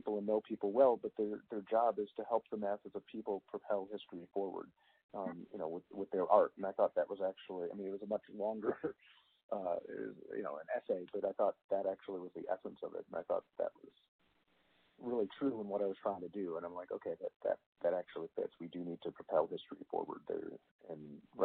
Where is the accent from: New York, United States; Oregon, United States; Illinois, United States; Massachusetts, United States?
Illinois, United States; Chicago; I grew up in Chicago